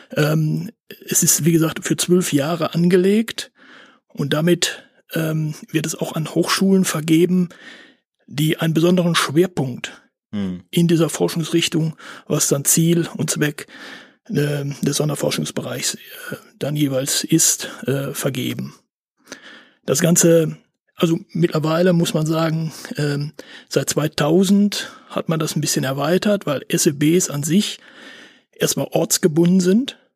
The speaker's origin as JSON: {"language": "German", "town": "Bielefeld", "region": "North Rhine-Westphalia", "country": "Germany", "tie": "born or raised there", "also_born_or_lived": "Paderborn", "said": "Ich äh, bin gebürtiger Bielefelder"}